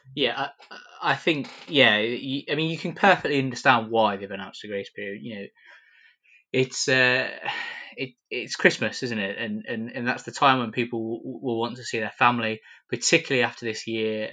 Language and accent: English; Coventry, West Midlands, United Kingdom; Coventry, my hometown